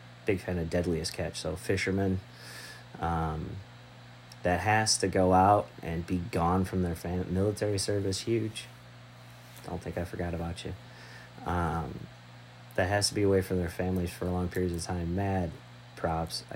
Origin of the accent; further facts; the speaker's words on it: Michigan, United States; moved away; also born or lived in Texas; I'm from Michigan originally, born in Texas, raised in Michigan